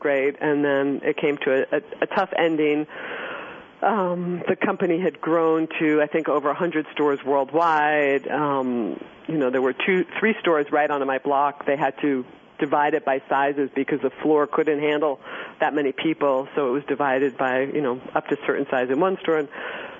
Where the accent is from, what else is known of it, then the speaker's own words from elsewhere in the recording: New York City, New York, United States; I grew up in on 17th Street, East 17th Street, between Irving and Park in New York City